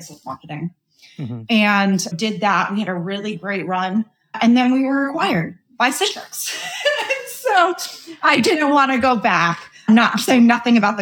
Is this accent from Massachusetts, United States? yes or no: yes; Boston, Massachusetts, United States; I'm from Boston